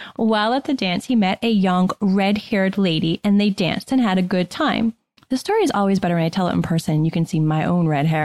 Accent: Shrewsbury, Massachusetts, United States; I grew up in Shrewsbury, Massachusetts

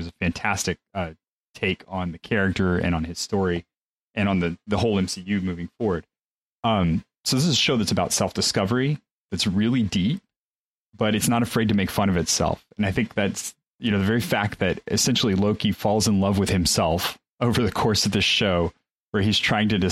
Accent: Mexico; moved away; I grew up in Mexico for those formative years

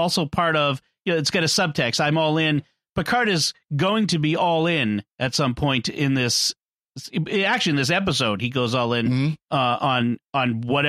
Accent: Boston, Massachusetts, United States; It's Boston. It's my hometown.

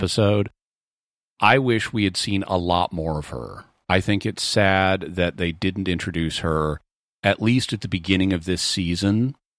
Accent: the South, United States; growing up in the South

